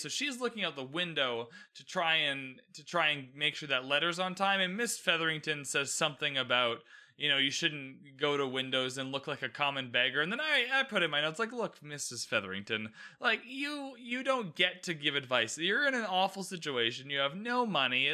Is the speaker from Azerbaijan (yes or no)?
no; Canada; I'm Canadian, by the way, so the queen is on our money